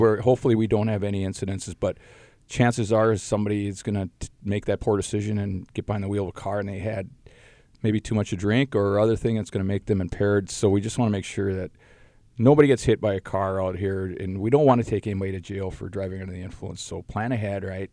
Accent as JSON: {"language": "English", "town": "Duluth", "region": "Minnesota", "country": "United States", "tie": "born or raised there", "said": "growing up in the Duluth area"}